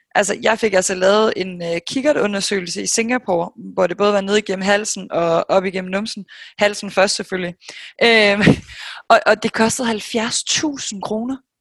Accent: Denmark; moved away as an adult; also born or lived in New York, United States; her hjemme i Danmark, siden jeg kom hjem i marts

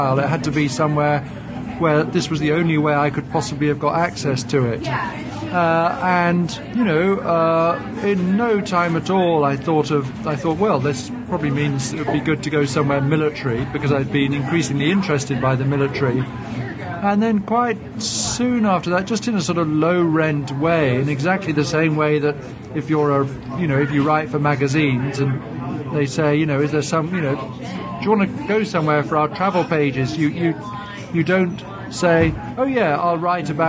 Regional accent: England, United Kingdom

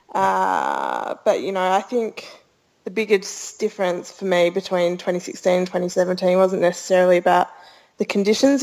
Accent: Australia; Growing up in Australia

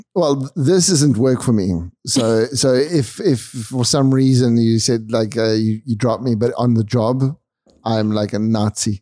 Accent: South Africa; we're South African.

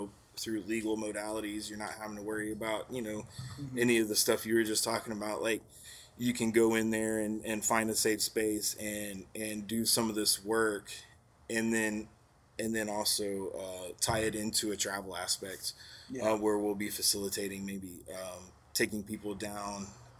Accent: Texas, United States; Just part of growing up in Texas where you don't really know what you're consuming.

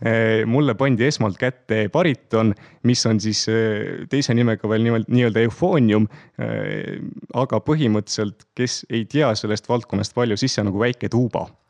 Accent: Pärnu, Pärnu County, Estonia; olen Pärnus kohalik poiss, et Pärnus sündinud, põline pärnakas. terve elu siiamaani üsnagi, üsnagi seal veetnud ja elanud

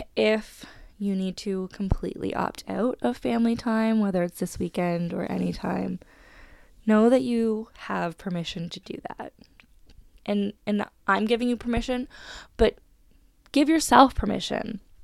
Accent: Canada

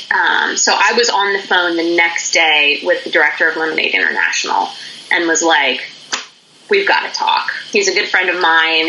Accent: Pennsylvania, United States; now in North Carolina, United States; I grew up in the state of Pennsylvania, which is in the northeastern part of the U.S.

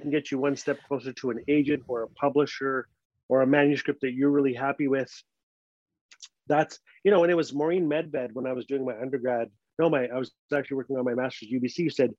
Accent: Fort Smith, Arkansas, United States; I'm far away from Fort Smith. No one from home will ever read this story.

